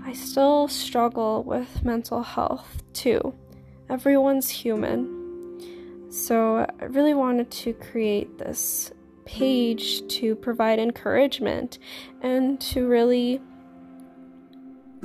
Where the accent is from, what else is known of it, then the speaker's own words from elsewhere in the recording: Canada; I am a Canadian, I'm 22 years old